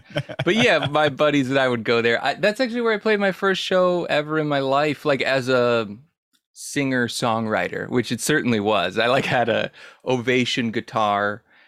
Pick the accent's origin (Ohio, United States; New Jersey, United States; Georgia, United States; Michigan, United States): New Jersey, United States; moved away as an adult; now in San Francisco, United States; No, I'm from New Jersey.